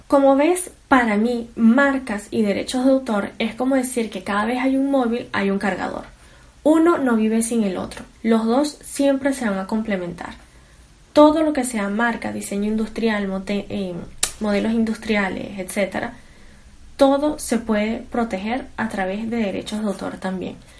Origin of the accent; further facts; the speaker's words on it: Venezuela; soy venezolana